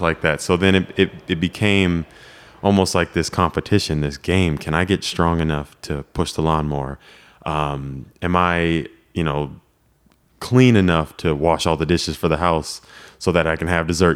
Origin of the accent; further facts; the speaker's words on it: Lake Elsinore, California, United States; moved away as an adult; we grew up in Lake Elsinore